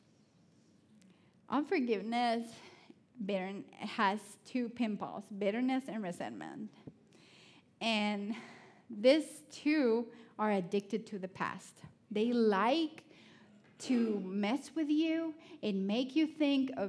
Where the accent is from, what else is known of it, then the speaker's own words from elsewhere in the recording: Honduras; English is a second language; now in Athens, United States; I know I'm from Honduras, but I'm a city girl